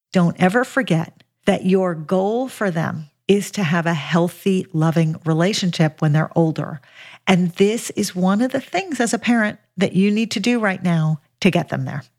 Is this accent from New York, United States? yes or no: no; Los Angeles, California, United States; I grew up in Los Angeles